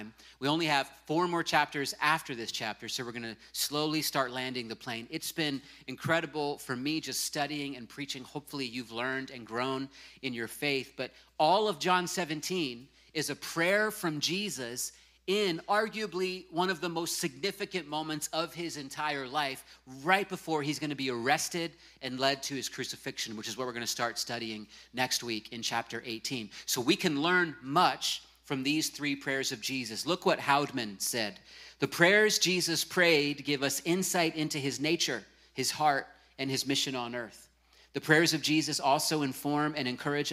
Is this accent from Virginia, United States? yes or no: yes; Virginia Beach, Virginia, United States; moved away; my hometown of Virginia Beach